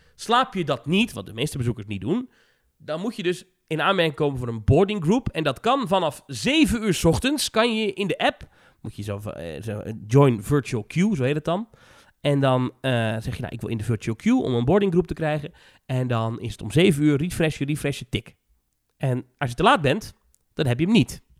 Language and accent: Dutch; Netherlands; Ik ben een Nederlander